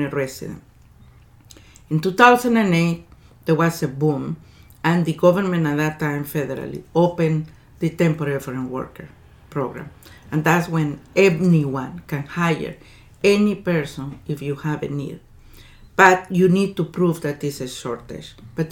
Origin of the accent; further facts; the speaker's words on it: El Salvador; now in Canada; I'm originally from El Salvador